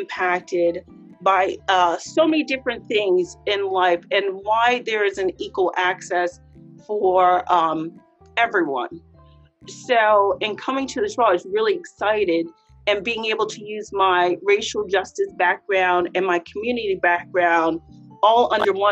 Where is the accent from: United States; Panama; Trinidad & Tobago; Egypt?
United States; Harrisburg, Pennsylvania; I was born and raised in Harrisburg